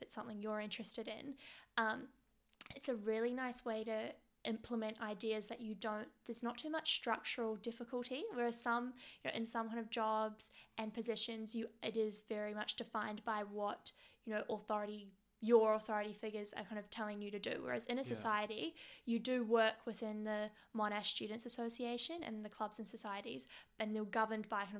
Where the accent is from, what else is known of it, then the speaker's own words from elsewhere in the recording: Wellington, New Zealand; moved away as an adult; now in Melbourne, Australia; I'm originally from Wellington, which is the capital city of New Zealand.